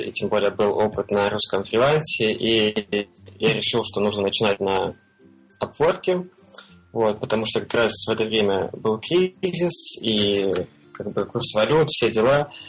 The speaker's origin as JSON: {"language": "Russian", "town": "Belgorod", "region": "Belgorod Oblast", "country": "Russia", "tie": "born or raised there", "moved": "as an adult", "lives_now": "Thailand", "said": "я из Белгорода вообще родом"}